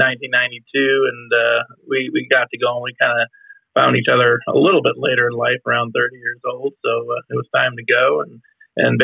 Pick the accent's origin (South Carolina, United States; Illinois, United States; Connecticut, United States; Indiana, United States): Illinois, United States; Chicago; moved away as an adult; also born or lived in Iowa; I'm originally from Chicago